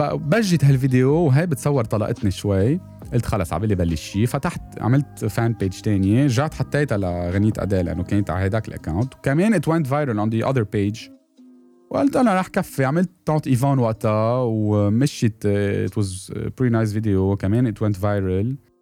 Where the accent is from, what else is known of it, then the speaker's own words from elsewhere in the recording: Lebanon; انا من, من لبنان